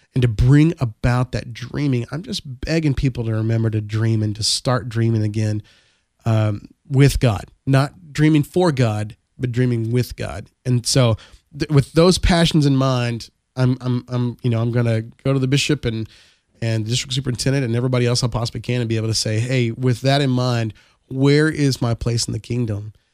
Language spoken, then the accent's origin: English; Texas, United States; I am from Texas